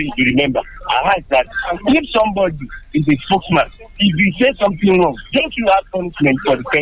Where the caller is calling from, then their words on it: Sango, Nigeria; I'm calling from Sango.